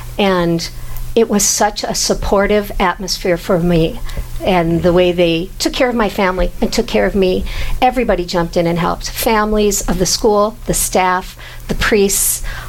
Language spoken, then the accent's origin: English; Minto, North Dakota, United States; now in Grand Forks, United States; I grew up in Minto, so there was no Catholic school, but definitely a strong Catholic presence in the town.